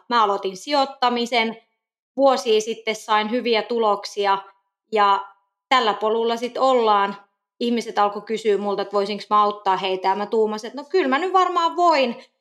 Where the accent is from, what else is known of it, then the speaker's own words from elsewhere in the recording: Kokkola, Central Ostrobothnia, Finland; also born or lived in Helsinki; now in Nokia, Finland; Mä oon muuten Kokkolasta kotoisin